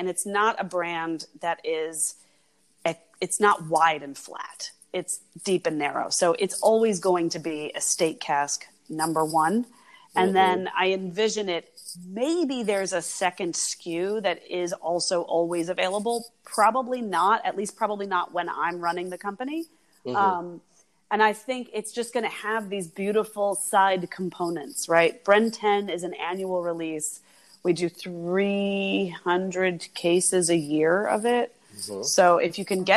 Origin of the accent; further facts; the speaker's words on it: United States; moved away; also born or lived in France; I am myself American